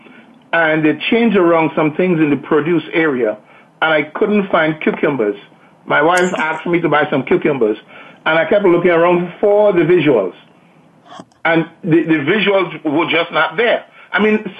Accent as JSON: {"language": "English", "country": "Trinidad & Tobago", "said": "I'm from Trinidad in the Caribbean."}